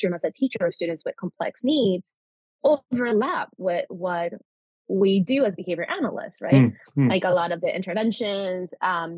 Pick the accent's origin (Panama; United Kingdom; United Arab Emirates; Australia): Panama; first language Spanish; English is a second language; moved away as an adult; also born or lived in Florida, United States / Pennsylvania, United States; now in United States; I am Panamanian, like I previously mentioned, because I was born in Panama. Spanish is my first language